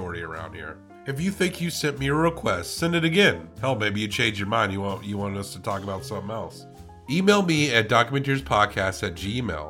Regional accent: the South, United States; I'm from the South

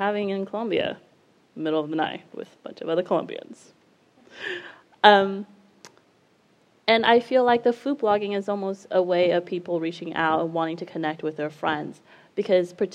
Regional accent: Taipei, Taiwan; moved away; I was raised in Taiwan, Taipei

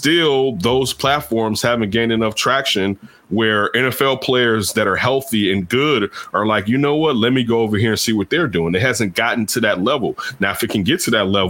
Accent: Chicago, Illinois, United States; I grew up in Chicago

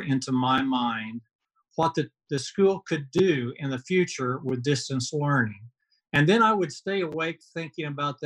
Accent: Marion, Illinois, United States; moved away as an adult; now in Oklahoma City, United States; I grew up in Marion, Illinois, which is about five and a half hours south of Chicago in the southern part of Illinois.

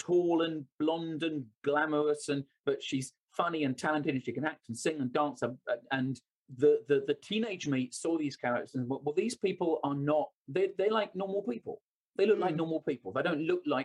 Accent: London, United Kingdom; I was born and raised in London

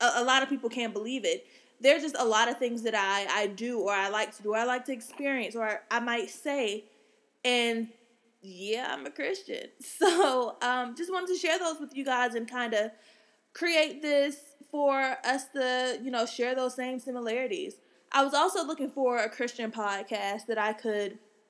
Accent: Atlanta, Georgia, United States; I'm from the Atlantas of Georgia's

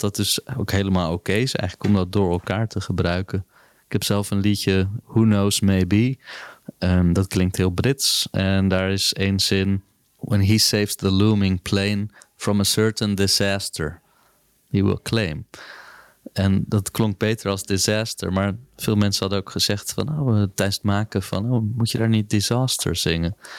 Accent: Netherlands; als Nederlanders

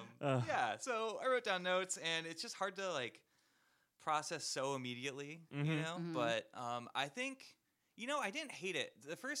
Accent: Santa Clarita, California, United States; I grew up in Santa Clarita, so there was Six Flags.

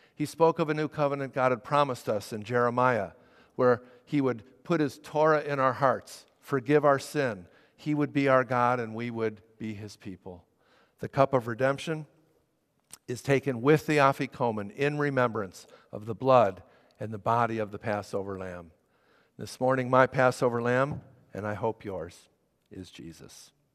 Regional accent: Chicago, Illinois, United States; I was raised in the Chicago area in a conservative synagogue.

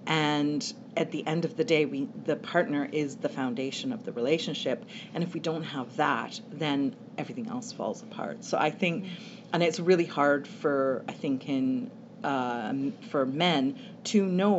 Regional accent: Canada; also born or lived in England; In half in England, half in Canada.

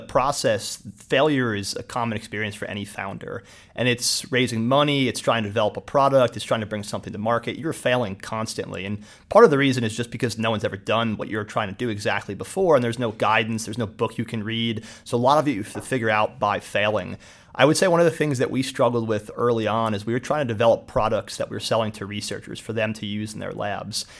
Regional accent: Somerville, New Jersey, United States; also born or lived in Allentown, Pennsylvania; I grew up in New Jersey, Central Jersey, um, went to Somerville High School

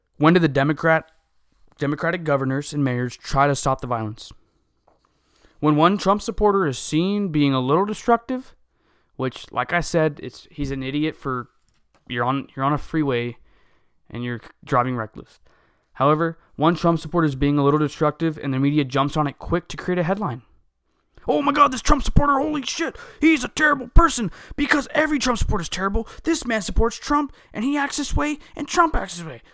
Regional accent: United States; we are American

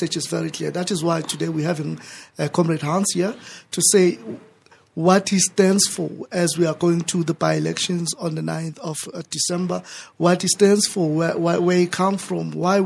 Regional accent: Ekurhuleni, Gauteng, South Africa; I'm from Ekurhuleni. I stay in Sakane.

